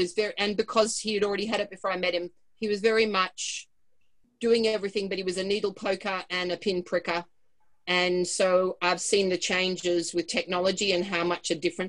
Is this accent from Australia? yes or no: yes; Australia; now in Whistler, Canada; we're both Australian, but I live here and I've got two sons here